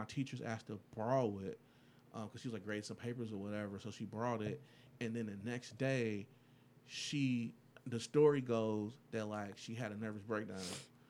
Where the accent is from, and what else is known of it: Detroit, Michigan, United States